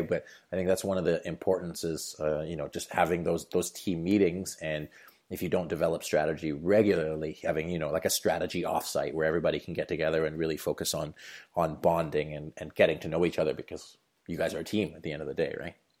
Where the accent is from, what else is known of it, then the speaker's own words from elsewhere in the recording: Canada; my home country of Canada